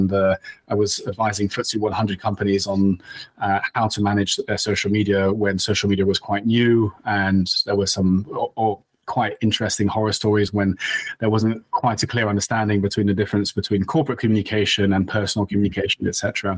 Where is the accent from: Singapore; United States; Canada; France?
France; English is a second language; moved away as an adult; now in United Kingdom; I'm actually half French. I grew up in France, and nice. I think I lost the accent along the way. But I actually came to the UK to study law